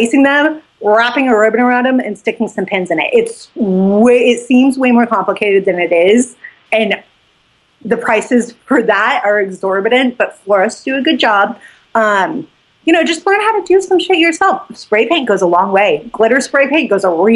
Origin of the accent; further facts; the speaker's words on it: Jackson, Wyoming, United States; now in Texas, United States; I live in Texas now. I grew up in Jackson